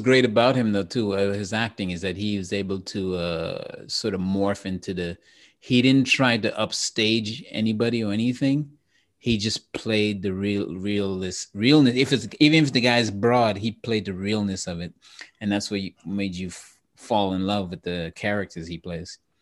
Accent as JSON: {"language": "English", "country": "Trinidad & Tobago", "said": "I'm from, I'm from Trinidad and, and Trinidad and Tobago"}